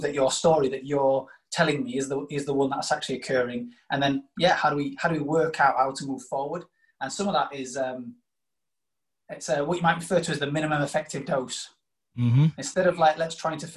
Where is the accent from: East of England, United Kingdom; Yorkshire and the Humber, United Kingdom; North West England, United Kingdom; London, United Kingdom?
Yorkshire and the Humber, United Kingdom; Doncaster; also born or lived in South Africa; I'm a Doncaster lad. I was born in South Africa, ironically. So I say born in South Africa, but brought up in Yorkshire.